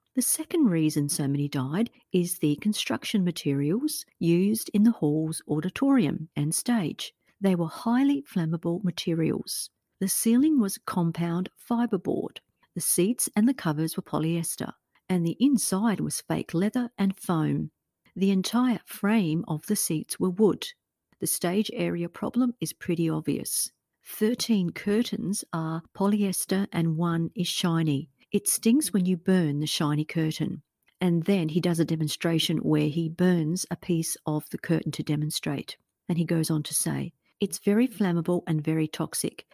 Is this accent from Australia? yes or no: yes; Australia; a fellow Australian podcaster